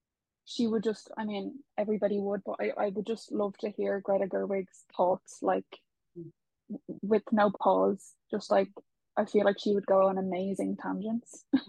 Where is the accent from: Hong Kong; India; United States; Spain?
Spain; born there; I was actually, let's not go into it, but I was born in Spain. It's a big spiel.